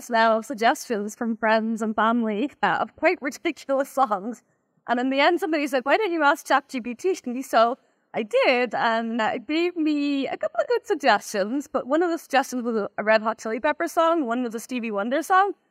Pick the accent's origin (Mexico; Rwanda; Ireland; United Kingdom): Ireland; moved away as an adult; now in United States; I'm originally from Ireland, and that's where I began my cybersecurity career in a company called Symantec. Um, at some point, I moved about 11 years ago now. I think I moved in, to the US to become a product manager.